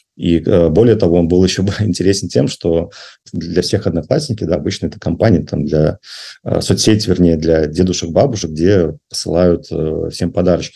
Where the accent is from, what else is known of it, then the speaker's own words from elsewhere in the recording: Belarus; moved away as an adult; now in Russia; я в Россию переехал из Беларуси. А вот и у меня был, то есть я сам белорус